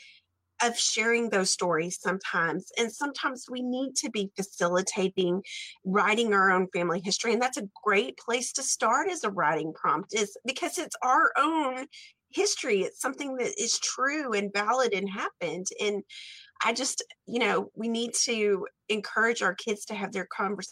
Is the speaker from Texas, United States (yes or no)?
yes; Stamford, Texas, United States; growing up in Texas